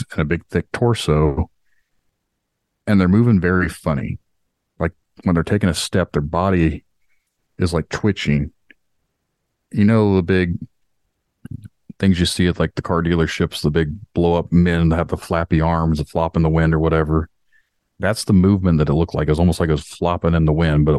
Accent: Indiana, United States; we stocked paper for the company that did paper pressing in my hometown

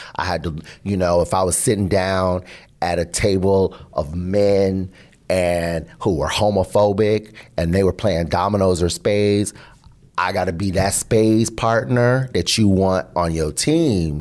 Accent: Seattle, Washington, United States; also born or lived in Boston; I'm from Seattle

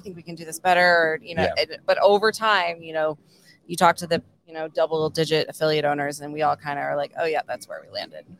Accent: Baltimore, Maryland, United States; now in Encinitas, United States; I'm from Baltimore.

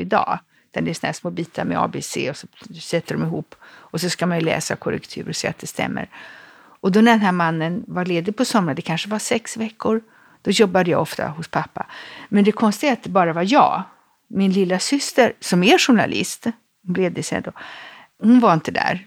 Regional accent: Stockholm, Stockholm County, Sweden; moved away as an adult; also born or lived in Rome, Italy; jag är född i en väldigt stor familj på Storässingen

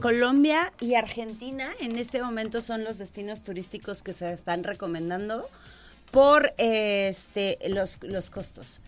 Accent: Mexico; somos nosotros los mexicanos

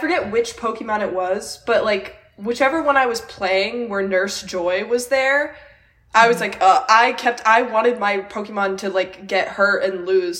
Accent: New York, United States; growing up in New York and being a Mets and Jets fan

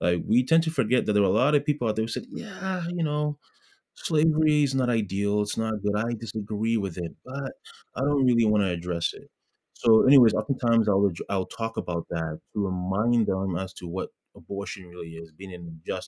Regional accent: Ghana; especially as, you know, Ghanaians, you know, being a Ghanaian, we are very giving, we're very supportive

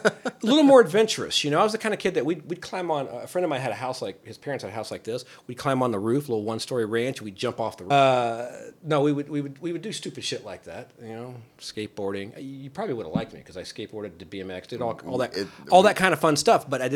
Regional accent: Kentucky, United States; born there; also born or lived in California / Ohio; But no, I moved, I was born in Kentucky, moved to California, moved to two different places in Ohio.

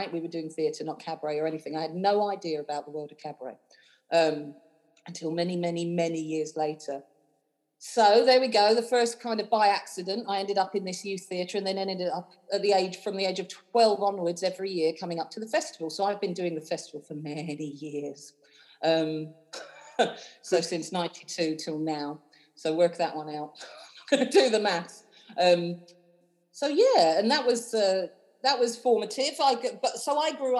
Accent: London, United Kingdom; moved away as an adult; now in Edinburgh, United Kingdom; you might hear from my accent, I'm not from Edinburgh. I grew up in London. I was born in Wembley

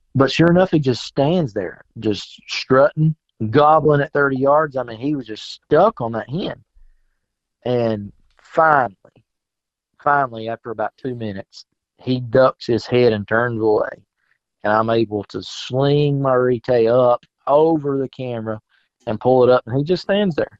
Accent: South Carolina, United States; moved away as an adult; I grew up in South Carolina, moved here five years ago

